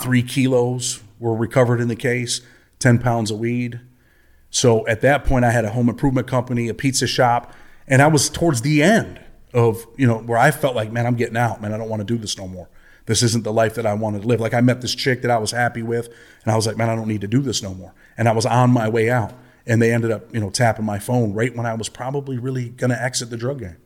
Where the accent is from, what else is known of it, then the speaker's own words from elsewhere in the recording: Rochester, New York, United States; I'm from Rochester, New York. My childhood was, uh, pretty much a single mother on welfare